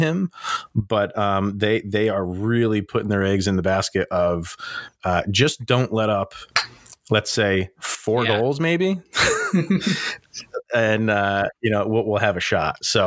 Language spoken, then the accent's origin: English; New York, United States; I'm a New Yorker.